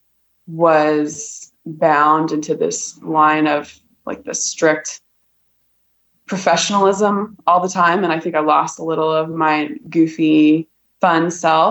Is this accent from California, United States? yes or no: no; Columbus, Ohio, United States; moved away as an adult; also born or lived in Colorado / Texas / South Korea / Boise, Idaho; I grew up in Columbus, Ohio, born and raised